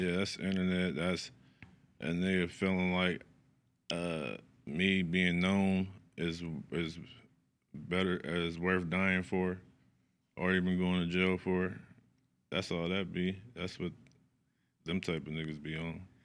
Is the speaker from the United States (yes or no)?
yes; Sacramento, California, United States; I'm from the East. I'm from East Side, Sacramento, Lincoln Village